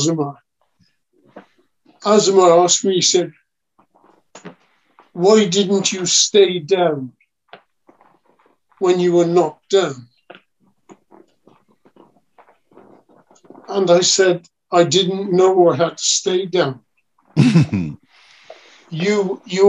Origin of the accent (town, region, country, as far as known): Wales, United Kingdom